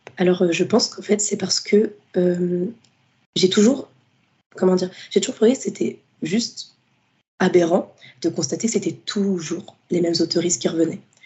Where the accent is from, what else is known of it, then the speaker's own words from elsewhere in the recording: Fontenay-sous-Bois, Île-de-France, France; j'ai grandi euh, dans la ville de Fontenay-sous-Bois, donc c'est dans le 94.